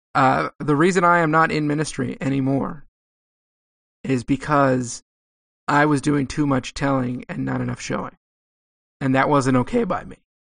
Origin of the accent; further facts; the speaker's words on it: Southern California, United States; also born or lived in Texas; I grew up in Southern California